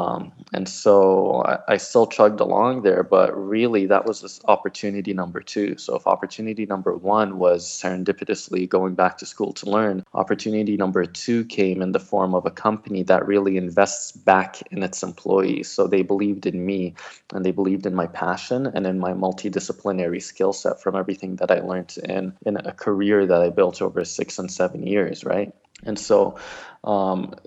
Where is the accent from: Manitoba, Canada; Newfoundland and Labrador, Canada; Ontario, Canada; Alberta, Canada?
Ontario, Canada; Toronto; also born or lived in Moscow, Russia / Morocco / UAE / Iraq; we settled in Canada when I was 5 years old. And growing up in Toronto